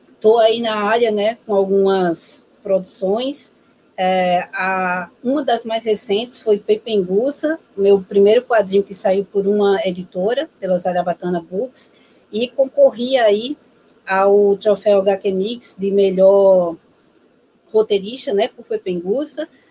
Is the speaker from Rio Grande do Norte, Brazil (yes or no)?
yes; Natal, Rio Grande do Norte, Brazil; sou natural de Natal, Rio Grande do Norte